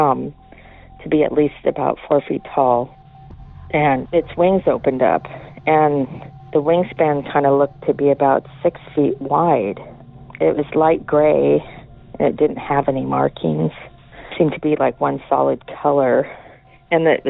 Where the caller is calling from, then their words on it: Washington, United States; I'm calling from Washington